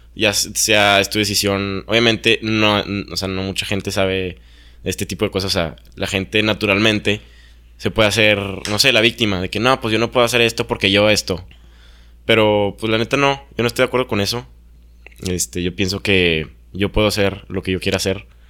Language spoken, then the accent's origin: Spanish; Mexico; yo no elegí ser mexicano